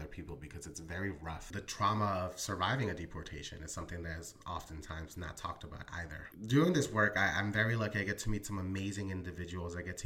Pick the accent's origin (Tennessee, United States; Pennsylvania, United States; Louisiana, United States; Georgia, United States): Pennsylvania, United States; Philadelphia; also born or lived in Colombia; Grew up in North Philadelphia, Northeast Philly, and currently reside in West Philadelphia